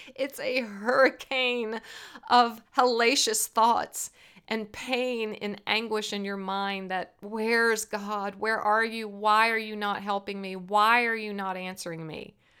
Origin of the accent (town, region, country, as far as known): Virginia, United States; born or raised there